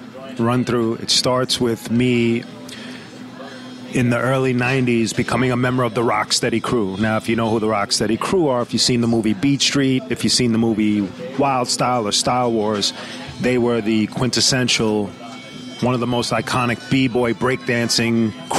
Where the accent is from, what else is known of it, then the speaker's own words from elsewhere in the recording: Brooklyn, New York, United States; I was born in Kings County Hospital, which is deeper into Brooklyn near Sheepshead Bay. My mother was born in Brooklyn. Her parents are from Italy, but my mother was born in Brooklyn, and I was born in Brooklyn.